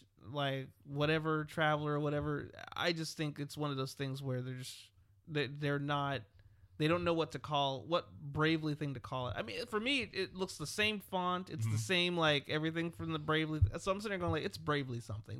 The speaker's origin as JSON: {"language": "English", "region": "England", "country": "United Kingdom", "tie": "born or raised there", "moved": "yes", "lives_now": "United States", "said": "when I grew up in England, football was a thing that you watched almost every night."}